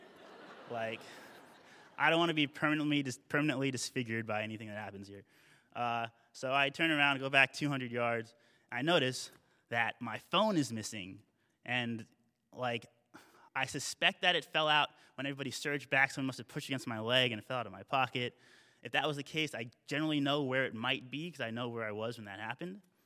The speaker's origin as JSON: {"language": "English", "country": "United States", "said": "I'm, I'm Ameriki, I'm American"}